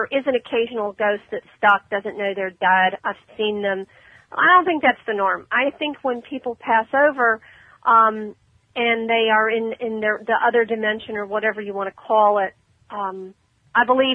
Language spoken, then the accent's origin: English; Ormond Beach, Florida, United States; That's my hometown, Ormond